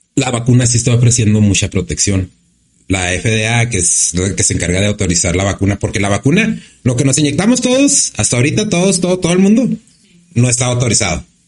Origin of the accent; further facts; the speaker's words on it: Ciudad Juárez, Chihuahua, Mexico; moved away as an adult; la mayoría de los que somos de aquí de Juárez, ¿no? De los que somos de aquí de Juárez, como por decir, yo pues no, no vivo aquí pero yo no me puedo alejar de aquí